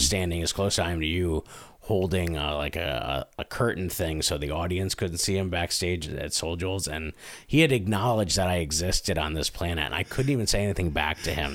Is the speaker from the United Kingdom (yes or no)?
no; Scranton, Pennsylvania, United States; also born or lived in Carbondale, Pennsylvania; me growing up in Scranton